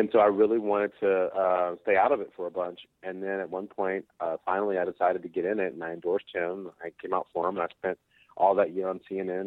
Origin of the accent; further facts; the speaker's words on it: Detroit, Michigan, United States; moved away as an adult; also born or lived in Atlanta, Georgia; I grew up in Detroit mostly, but I really became a man in Atlanta.